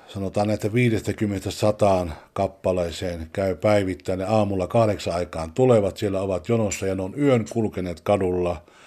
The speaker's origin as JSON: {"language": "Finnish", "town": "Juuka", "region": "North Karelia", "country": "Finland", "also_born_or_lived": "Sweden", "moved": "yes", "lives_now": "Stockholm, Sweden", "said": "76 tultiin Ruotsiin sieltä Pohjois-Karjalasta, Kivenpyörittäjän kylästä Juukasta"}